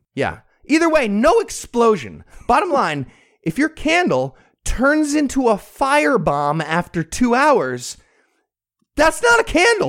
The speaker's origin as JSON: {"language": "English", "country": "United States", "tie": "born or raised there", "said": "I actually grew up right next to Bergen County"}